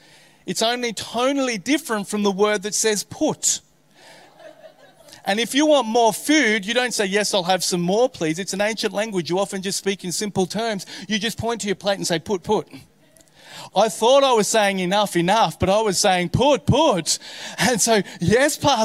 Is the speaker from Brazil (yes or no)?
no; Australia; being an Aussie